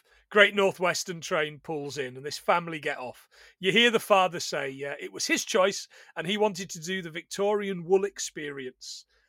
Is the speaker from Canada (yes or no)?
no; England, United Kingdom; as an Englishman I am.